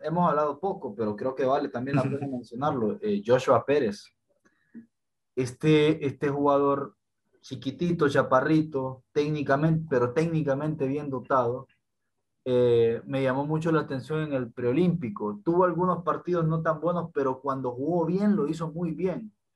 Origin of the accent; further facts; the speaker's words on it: Honduras; yo personalmente soy, soy hondureño